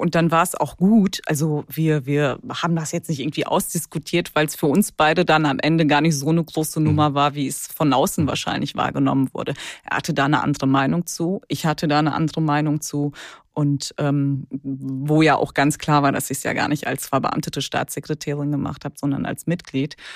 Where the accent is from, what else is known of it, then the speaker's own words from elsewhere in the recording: Ruhr area, North Rhine-Westphalia, Germany; now in Cologne, Germany; jetzt bin ich Kölnerin, aber gebürtige Ruhrgebietlerin